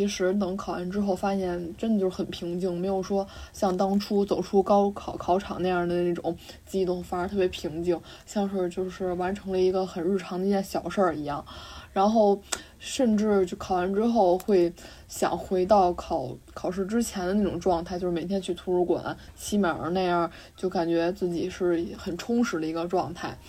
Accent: Beijing, China; 大家好，我是来自北京的 … ，目前是一名大四学生。

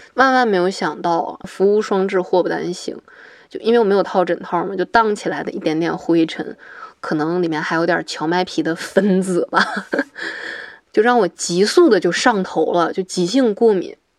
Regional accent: Hohhot, Inner Mongolia, China; moved away; also born or lived in Changchun; 今年二十九岁，我来自呼和浩特，是一个即将毕业的环境社会学专业的博士生

